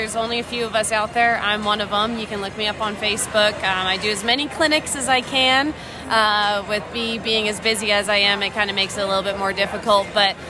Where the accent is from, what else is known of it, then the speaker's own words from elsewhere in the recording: Alberta, Canada; now in Helena, United States; Born and raised in Alberta, Canada, but we now live in Helena, Montana.